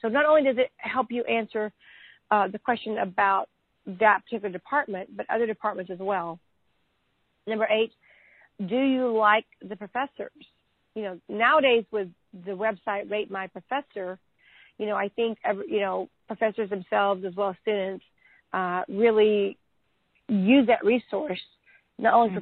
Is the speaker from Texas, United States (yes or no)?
yes; Texas, United States; being a Texan